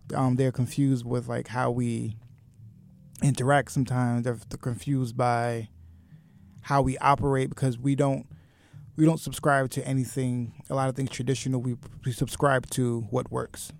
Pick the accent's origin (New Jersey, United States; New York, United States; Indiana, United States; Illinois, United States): New York, United States; Westbury; I grew up in Westbury. Long Island.